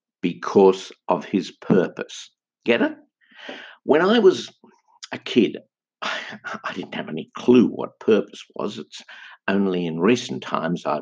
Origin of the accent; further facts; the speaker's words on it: Sydney, New South Wales, Australia; my hometown of Sydney